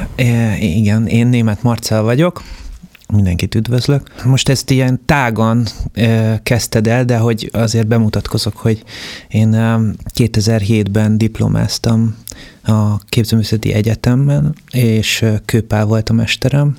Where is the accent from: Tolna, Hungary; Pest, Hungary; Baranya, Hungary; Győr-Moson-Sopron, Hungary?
Pest, Hungary; Budapest agglomeration, Hungary; az első generációs családok közé tartozok, akik, ö, az agglomerációba kiköltöztek. Tehát, hogy amikor mi mondjuk, ö, kiköltöztünk Budapestről